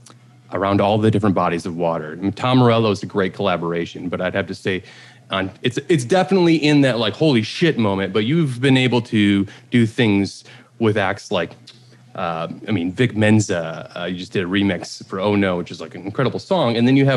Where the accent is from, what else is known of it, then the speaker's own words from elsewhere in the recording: Montreal, Quebec, Canada; also born or lived in Los Angeles; now in Detroit, United States; So I'm from Montreal. I'm a French Canadian.